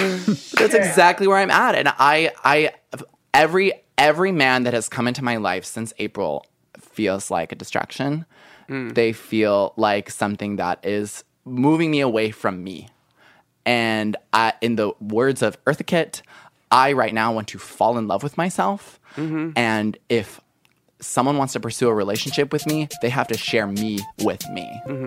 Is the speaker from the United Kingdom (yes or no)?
yes; United Kingdom; I live in the United Kingdom, and I recently moved back to my hometown after living in London for over a year.